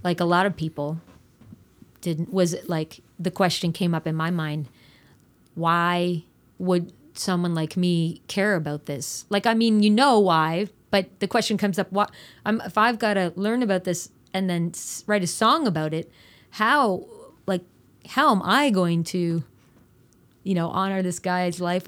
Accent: New Brunswick, Canada; I grew up in New Brunswick

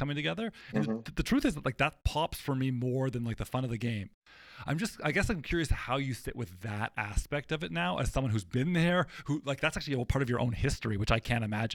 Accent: Toronto, Ontario, Canada; I'm a Canadian kid. I grew up in Toronto

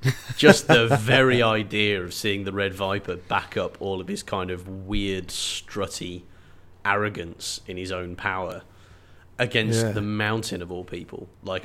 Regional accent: England, United Kingdom; I'm English, persimmon, so I'm going to put the emphasis on the second syllable.

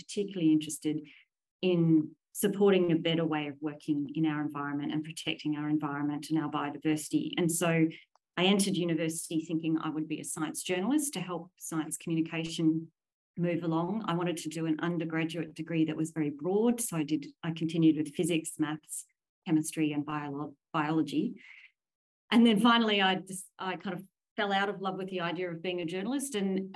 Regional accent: Williamstown, Victoria, Australia; moved away; I was sixth generation Australian, and all of those generations lived in Williamstown. So I'm the first to escape Williamstown

